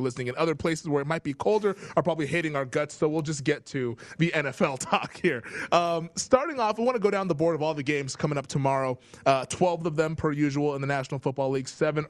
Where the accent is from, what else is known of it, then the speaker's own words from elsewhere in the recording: Pacific Northwest, United States; moved away as an adult; also born or lived in Bend, Oregon / Spokane, Washington; now in Las Vegas, United States; I'm from the Pacific Northwest